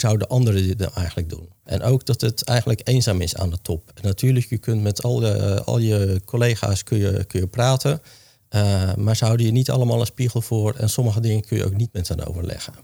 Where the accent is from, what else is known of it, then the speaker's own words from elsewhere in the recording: Hoeksche Waard, South Holland, Netherlands; ik ben geboren en getogen in de Hoekse Waard